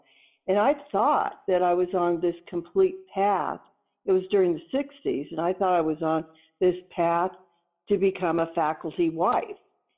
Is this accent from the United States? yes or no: yes; Seattle, Washington, United States; moved away as an adult; also born or lived in East Coast; now in Colorado, United States; I'm actually coastal. I was brought up in the Pacific Northwest in Seattle, Washington, and went to college there.